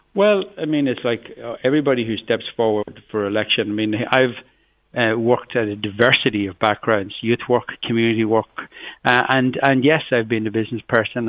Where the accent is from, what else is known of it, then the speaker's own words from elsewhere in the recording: Cavan, Ulster, Ireland; from where I grew up in Cavan, just on the borders of Fermanagh